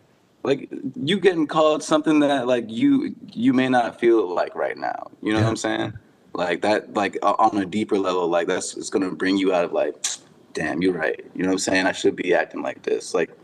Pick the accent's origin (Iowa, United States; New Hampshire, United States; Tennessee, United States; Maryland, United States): Maryland, United States; also born or lived in Atlanta; On my father's side, we're Jamaican and Cuban. My mother's side, we're Trinidadian and Native American. I was born in Atlanta. We moved over a bunch of places to settled in Maryland when I was around 10.